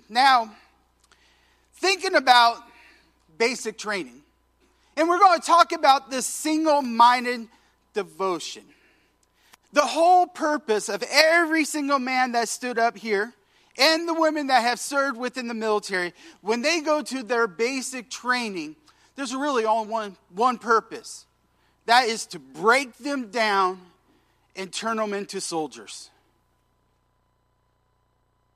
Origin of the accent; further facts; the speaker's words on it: Washington, United States; moved away as an adult; I was from Washington State.